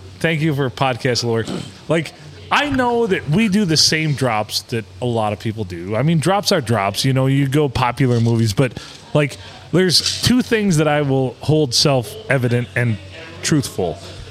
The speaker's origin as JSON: {"language": "English", "region": "Midwest", "country": "United States", "also_born_or_lived": "Seattle", "accent": "Midwest", "said": "So when I lived in Seattle, they said I had an accent, and I said, I do not have an accent. And they're like, you have an accent. You have that Midwest accent."}